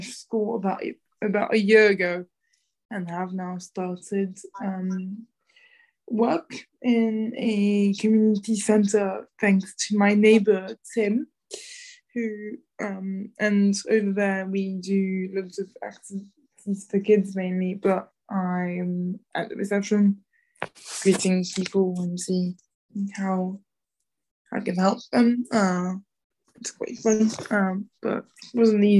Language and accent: English; Lyon, Auvergne-Rhône-Alpes, France; also born or lived in Paris / London; now in United Kingdom; So I was born in Paris, but lived in Lyon most of the time.